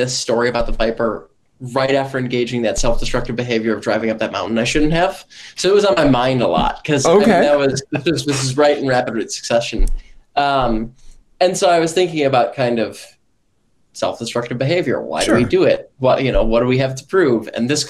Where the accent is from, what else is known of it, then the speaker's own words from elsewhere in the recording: Texas, United States; As a Texan, I can definitely do this one.